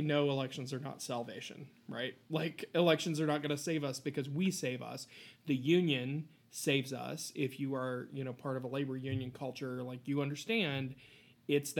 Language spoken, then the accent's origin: English; Appalachia, United States; also born or lived in Ross County, Ohio; I am an Appalachian first and a Democrat second.